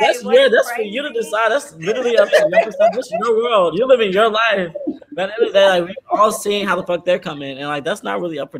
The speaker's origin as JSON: {"language": "English", "town": "San Antonio", "region": "Texas", "country": "United States", "tie": "born or raised there", "said": "because I'm from San Antonio"}